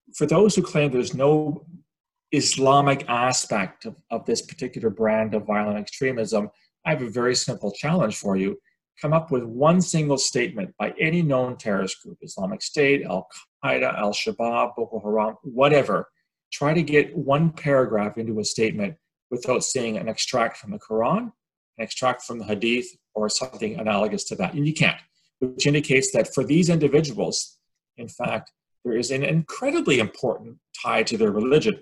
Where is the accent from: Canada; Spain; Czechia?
Canada; I'm Canadian